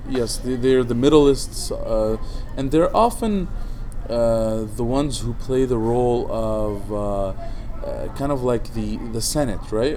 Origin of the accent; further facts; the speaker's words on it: Baakline, Mount Lebanon, Lebanon; in Baklin, my hometown